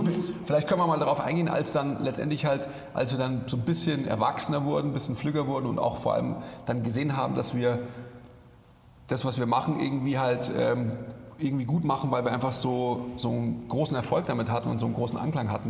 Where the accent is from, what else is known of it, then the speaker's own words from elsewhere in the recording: Munich, Bavaria, Germany; ich bin ja eigentlich Münchner oder im Münchner Umland aufgewachsen